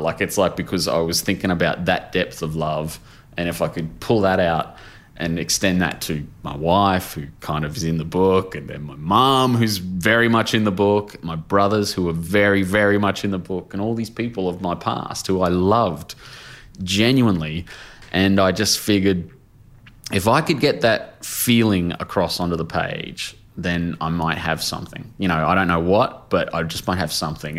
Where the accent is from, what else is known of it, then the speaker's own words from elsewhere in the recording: Brisbane, Queensland, Australia; my hometown